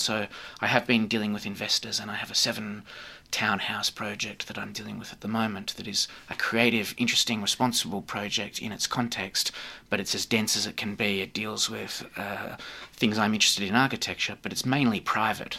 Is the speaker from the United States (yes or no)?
no; Australia; being an Australian, I've lived here and grown up all my life